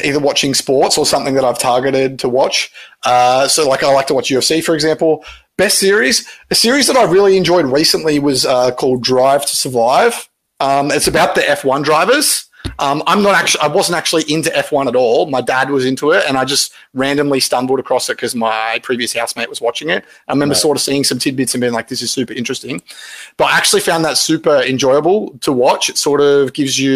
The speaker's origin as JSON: {"language": "English", "country": "Australia", "said": "I'm Australian"}